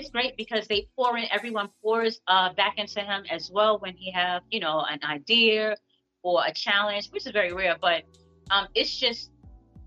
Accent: New York City, New York, United States; growing up in Harlem, I've always been around entrepreneurs

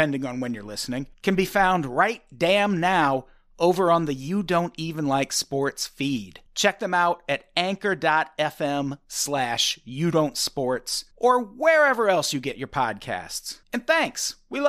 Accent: Illinois, United States; I grew up in Illinois, so my hero was...

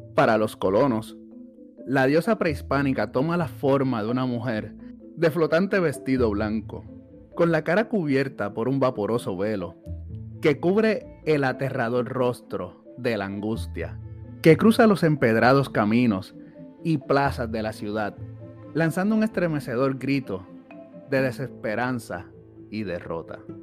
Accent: Puerto Rico

